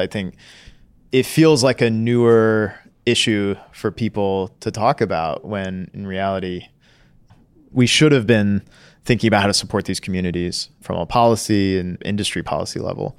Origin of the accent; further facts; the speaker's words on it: Kentucky, United States; I grew up in Eastern Kentucky in Appalachia. It's coal country, right?